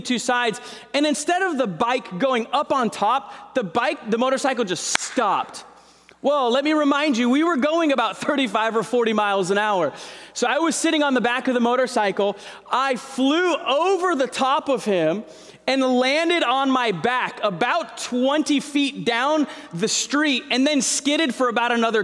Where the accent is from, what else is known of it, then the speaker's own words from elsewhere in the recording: Santa Clara, California, United States; I was born in Santa Clara. We were there for a few years, moved away, and then we moved back right before my seventh grade year